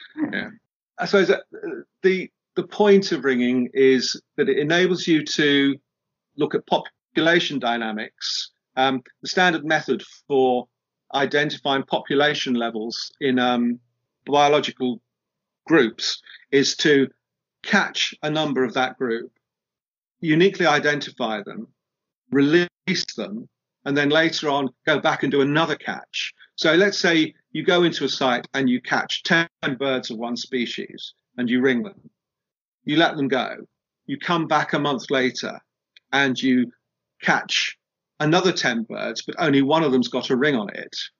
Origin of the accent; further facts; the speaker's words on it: United Kingdom; we're British